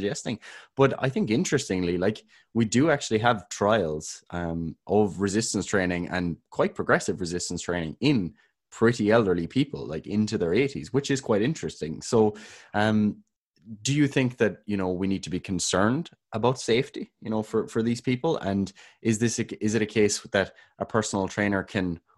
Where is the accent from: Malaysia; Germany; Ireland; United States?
Ireland; We're both Irish.